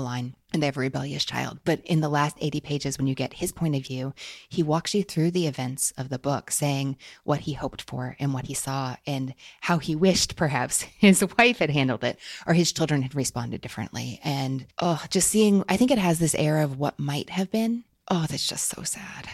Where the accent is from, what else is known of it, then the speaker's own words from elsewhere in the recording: Kentucky, United States; I was born in Kentucky to parents who were born in Kentucky